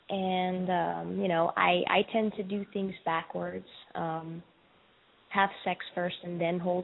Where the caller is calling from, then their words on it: Charlotte, North Carolina, United States; I'm calling from Charlotte. I'm 24 years old.